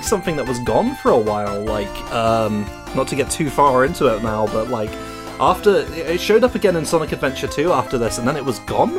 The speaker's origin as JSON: {"language": "English", "country": "United Kingdom", "said": "as a British person"}